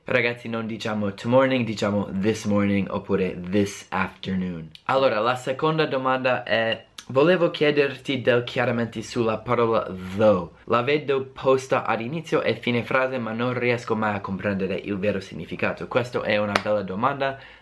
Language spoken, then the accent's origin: Italian; United States; accent: American; Italian is a second language; inizio a parlare come me stesso, un americano